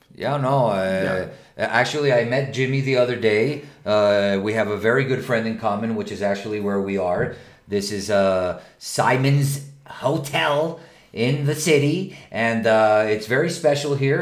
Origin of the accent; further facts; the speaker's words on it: Venezuela; now in Mexico; From Venezuela, like me